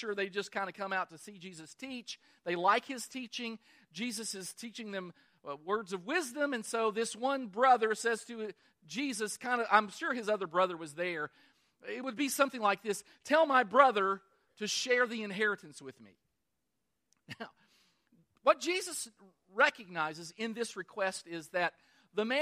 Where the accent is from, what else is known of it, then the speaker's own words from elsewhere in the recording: Kentucky, United States; I was born in Kentucky, the greatest state in the Union